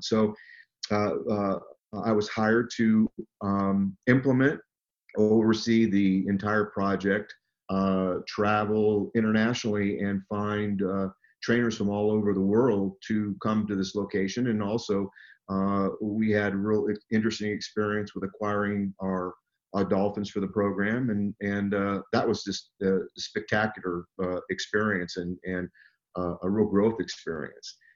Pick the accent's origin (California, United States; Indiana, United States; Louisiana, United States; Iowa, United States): California, United States; Southern; I grew up in Southern California